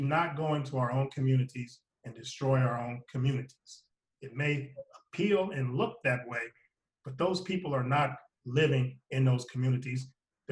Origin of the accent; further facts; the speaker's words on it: Alliance, Ohio, United States; moved away; also born or lived in Florida; my hometown of Alliance, Ohio